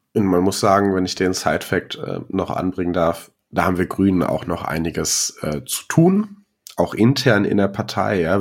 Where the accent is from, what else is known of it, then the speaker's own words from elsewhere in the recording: Ruhr area, North Rhine-Westphalia, Germany; ich komme aus dem Ruhrgebiet